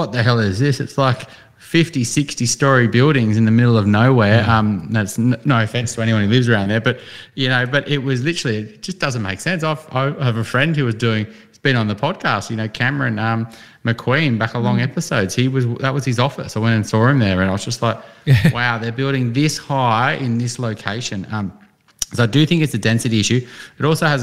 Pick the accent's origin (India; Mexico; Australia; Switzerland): Australia; Newcastle, New South Wales; moved away; when I grew up in Newcastle and I'm like, that's nowhere near the city